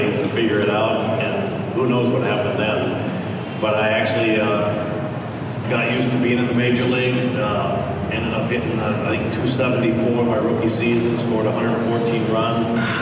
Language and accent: English; Spokane, Washington, United States; Growing up in Spokane, Washington, didn't go to any major league games.